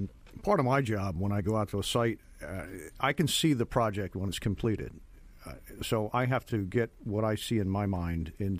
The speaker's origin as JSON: {"language": "English", "region": "Northeast", "country": "United States", "moved": "yes", "lives_now": "Florida, United States", "said": "I'm from the Northeast, and these things did not exist up there."}